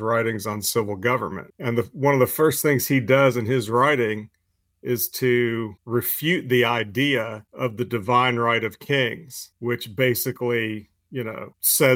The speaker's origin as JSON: {"language": "English", "country": "United States", "said": "as an American"}